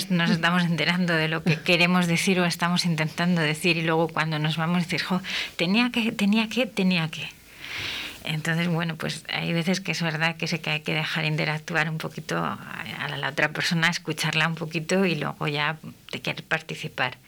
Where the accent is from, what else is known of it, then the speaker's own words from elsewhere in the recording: Castile, Spain; also born or lived in Jerez de la Frontera; nosotros en Castilla no tenemos acento